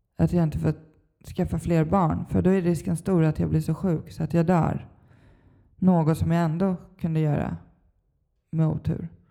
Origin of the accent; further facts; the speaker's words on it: Stockholm, Stockholm County, Sweden; jag är uppvuxen i Stockholm, Bagarmossen